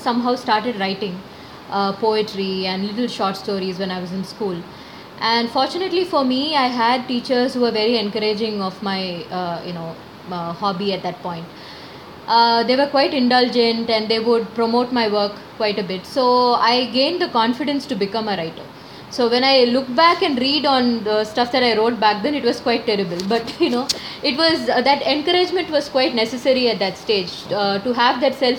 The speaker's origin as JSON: {"language": "English", "town": "Chennai", "region": "Tamil Nadu", "country": "India", "tie": "born or raised there", "said": "I'm a Malayali, but I was born and brought up in Chennai"}